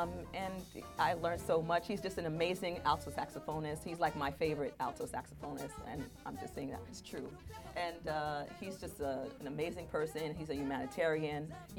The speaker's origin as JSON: {"language": "English", "town": "Brooklyn", "region": "New York", "country": "United States", "tie": "born or raised there", "said": "I was raised in Brooklyn. I mean, I went to church in Brooklyn. I went"}